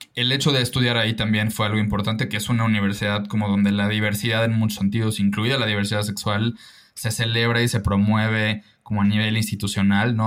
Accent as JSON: {"language": "Spanish", "town": "Mérida", "region": "Yucatán", "country": "Mexico", "tie": "born or raised there", "also_born_or_lived": "Lyon, France", "said": "creciendo en Mérida y en Yucatán"}